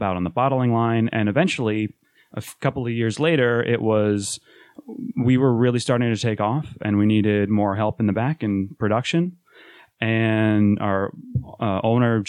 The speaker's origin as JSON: {"language": "English", "town": "Rochester", "region": "New York", "country": "United States", "moved": "as an adult", "lives_now": "Philadelphia, United States", "said": "We're from Rochester, New York. I had to make the move to Philadelphia last year"}